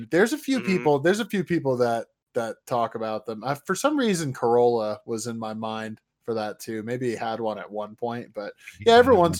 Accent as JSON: {"language": "English", "region": "Indiana", "country": "United States", "said": "I'm from Indiana"}